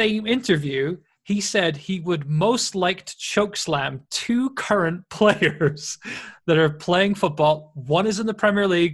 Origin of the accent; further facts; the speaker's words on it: Welsh, Wales, United Kingdom; that being Welsh